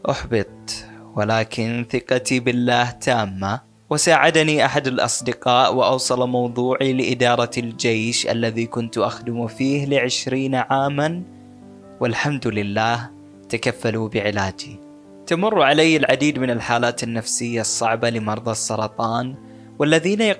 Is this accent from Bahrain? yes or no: yes; Bahrain; now in Jordan; فضحكت وقلت لا انا من البحرين فاستغرب وقال لي ليش تعمل في هالعمل وأنت من البحرين